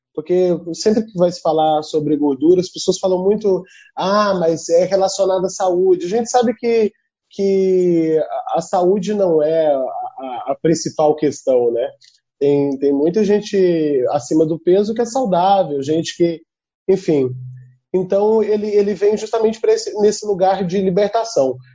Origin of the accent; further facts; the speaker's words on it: Tocantins, Brazil; also born or lived in Trindade, Goiás; Eu, eu nasci em Trindade, eu, eu, mas eu me considero tocantinense. Eu digo que eu sou tão tocantinense que vim de Goiás, como o próprio estado.